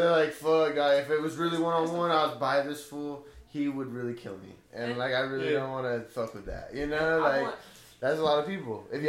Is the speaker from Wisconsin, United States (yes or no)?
no; Blythe, California, United States; now in the Valley; I grew up in Blythe, and I don't know if you know Blythe, but it's a small little town.